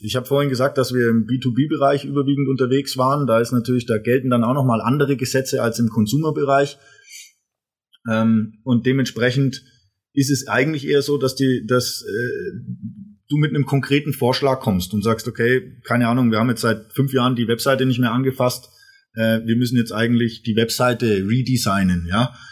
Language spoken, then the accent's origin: German; Erlangen, Bavaria, Germany; moved away as an adult; now in Rottweil, Germany; ich bin komme ursprünglich aus, aus Erlangen, ein, ein waschechter Franke